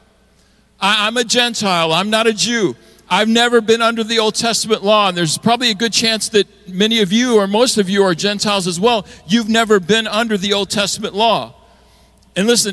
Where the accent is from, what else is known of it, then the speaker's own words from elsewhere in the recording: Midwest, United States; moved away; also born or lived in California; I was raised by Texans in the Midwest, and then we moved to California